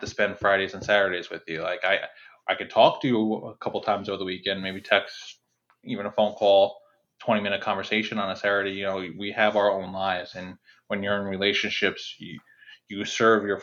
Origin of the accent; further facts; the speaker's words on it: New Jersey, United States; where I grew up in New Jersey